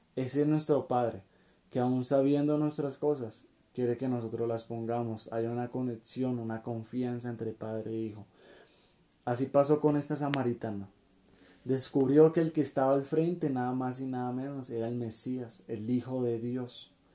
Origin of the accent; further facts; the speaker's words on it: Colombia; somos de Colombia